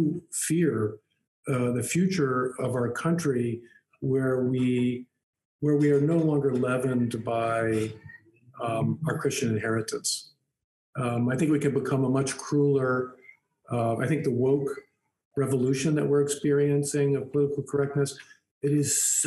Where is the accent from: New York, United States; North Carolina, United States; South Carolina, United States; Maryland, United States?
Maryland, United States; Baltimore; when I was a kid growing up in Baltimore, Maryland in the 60s and 70s